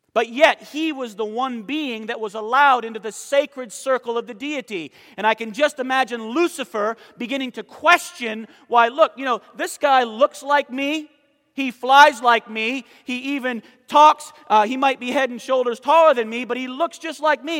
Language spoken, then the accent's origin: English; Southern Maine, United States; now in Conover, United States; I'm from Southern Maine